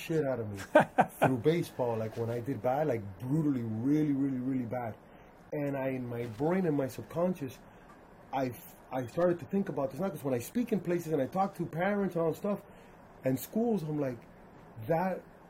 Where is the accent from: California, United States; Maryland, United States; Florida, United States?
Florida, United States; Miami; also born or lived in Cuba; I was born in Cuba. {S2} Yeah. {S1} I was raised here in Miami.